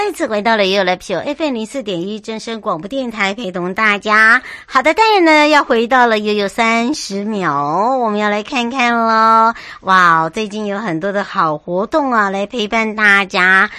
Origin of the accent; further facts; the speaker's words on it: Taiwan; moved away; 我的故乡花东纵谷